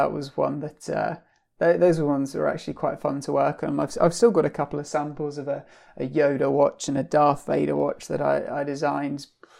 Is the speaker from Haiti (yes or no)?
no; Brunei; now in United Kingdom; So I was brought up in Southeast Asia, in on the islands of Borneo, a country called Brunei.